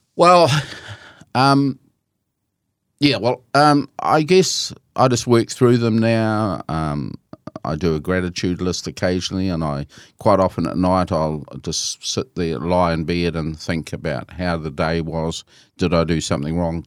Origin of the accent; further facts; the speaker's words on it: Christchurch, Canterbury, New Zealand; I was born in Christchurch, and I um, um, grew up in Christchurch and went to school in Christchurch